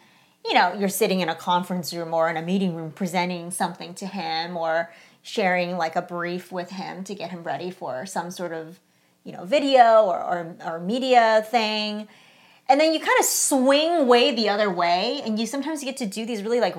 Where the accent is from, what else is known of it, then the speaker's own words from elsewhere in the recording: California, United States; We're from California